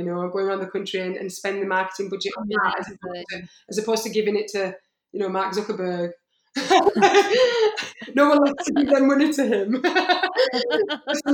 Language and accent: English; Yorkshire and the Humber, United Kingdom; I'm from Yorkshire